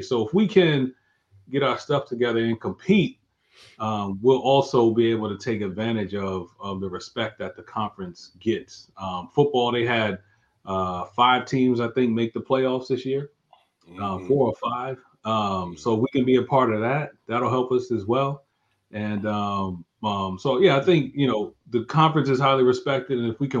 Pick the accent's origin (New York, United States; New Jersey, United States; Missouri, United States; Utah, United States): New Jersey, United States; I'm from New Jersey, so I'm way up there, man.